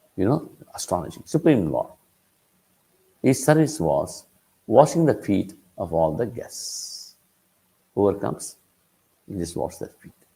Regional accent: Tirupati, Andhra Pradesh, India; I am from Tirupati

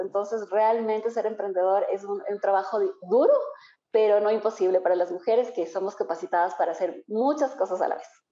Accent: Ambato, Tungurahua, Ecuador; now in Quito, Ecuador; yo soy ambateña. Yo nací en Ambato, eh, pero estoy radicada ya en Quito ya como 22 años.

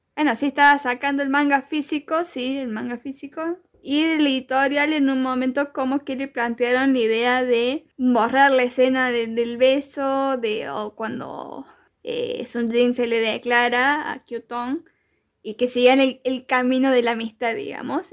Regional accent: Argentina; yo siendo argentina

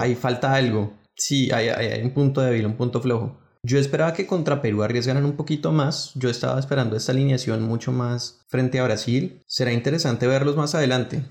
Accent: Colombia; como colombiano

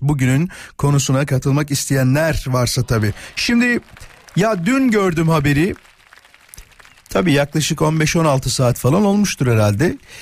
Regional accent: Yarımca, Kocaeli, Turkey; ben Yarımca'da büyüdüm. Körfez Belediyesi vardır orada.

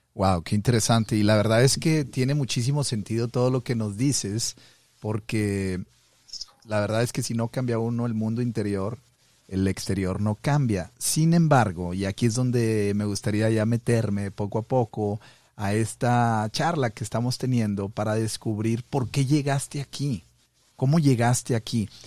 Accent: Monterrey, Nuevo León, Mexico; now in Montana, United States; soy de Monterrey, pero estoy acá en el Monte de los Olivos, acá en el norte

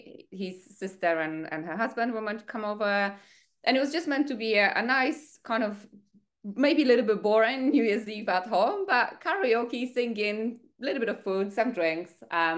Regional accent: Poland; English is a second language; now in United Kingdom; I moved to the UK from Poland. I didn't speak a word of English. I didn't know anyone.

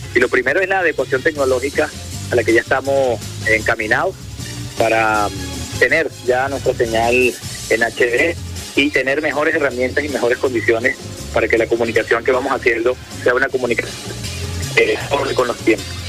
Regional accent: Venezuela; lo que somos los venezolanos y las venezolanas

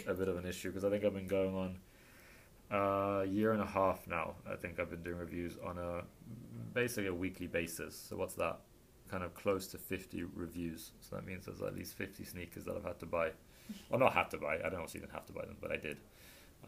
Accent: England, United Kingdom; moved away as an adult; also born or lived in Australia / Sweden; now in Miami, United States; I grew up in England, went to school in England till I was 18.

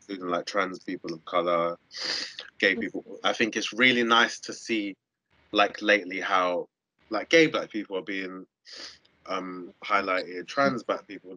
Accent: London, United Kingdom; moved away as an adult; now in Southampton, United Kingdom; I grew up in Southeast London

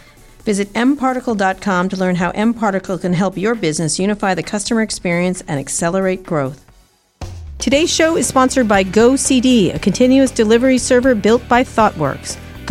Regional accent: Roslyn Harbor, New York, United States; grew up in Roslyn Harbor.

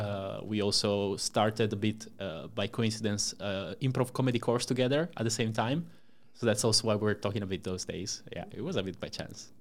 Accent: Italy; moved away as an adult; now in Amsterdam, Netherlands; I'm from Italy, uh, born and raised there until I came to Amsterdam about, uh, four years ago

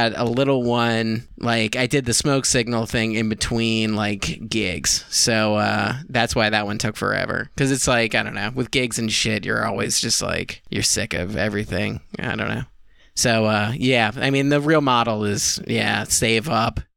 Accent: Newport News, Virginia, United States; now in New York, United States; I'm from Virginia. I'm from Newport News

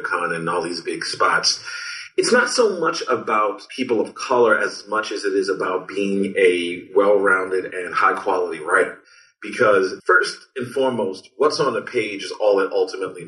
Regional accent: Baltimore, Maryland, United States; growing up in Baltimore

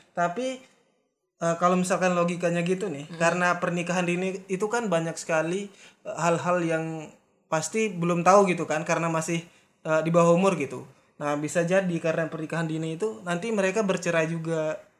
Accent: Lombok, West Nusa Tenggara, Indonesia; kita dari Lombok

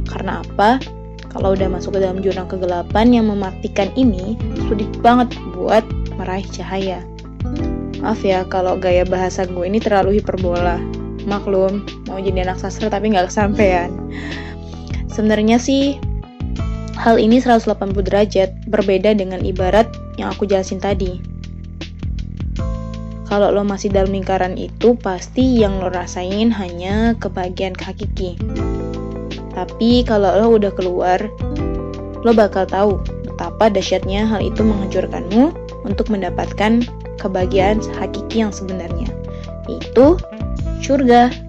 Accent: Sumatra, Indonesia; Gue berasal dari Sumatera, dulu ketika SMK gue nggak kenal yang namanya K-pop, Korea, K-drama

